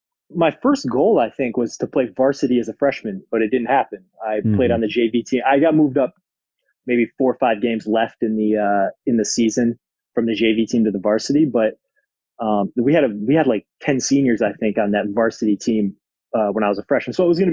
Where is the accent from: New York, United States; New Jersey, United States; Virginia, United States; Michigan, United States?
Michigan, United States; Cadillac; moved away as an adult; also born or lived in Germany; Back in Cadillac. I'm getting old now, man. I'm 29. So it's been a while, but, I grew up in a very basketball family.